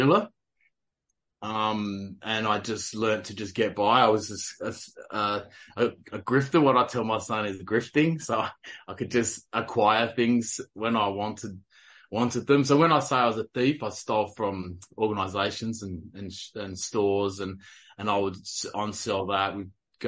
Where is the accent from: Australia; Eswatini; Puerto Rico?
Australia; South Australia; moved away as an adult; now in the coast, Australia; I'm from South Australia, so I was born and bred South Australian, crow eater.